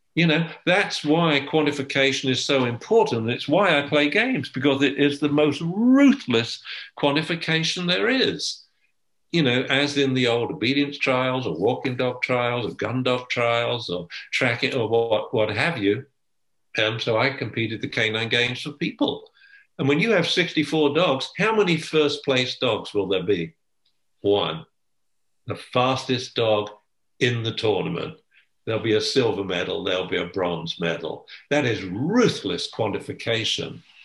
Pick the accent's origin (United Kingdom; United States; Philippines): United Kingdom; England; I'm English